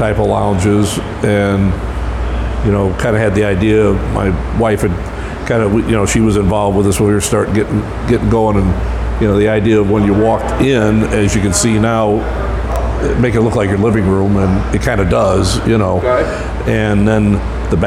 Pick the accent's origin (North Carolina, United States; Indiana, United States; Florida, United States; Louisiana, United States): Indiana, United States; Northwest; now in St. Louis, United States; I'm originally from Northwest Indiana and came down here 40 years ago